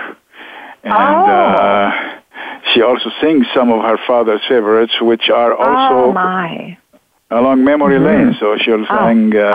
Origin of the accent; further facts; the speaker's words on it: Alexandria, Alexandria Governorate, Egypt; English is a second language; moved away as an adult; also born or lived in Rochester, Minnesota / New Haven, Connecticut; now in United States; we grew up in Alexandria, and we spoke Arabic, of course, but we also went to the American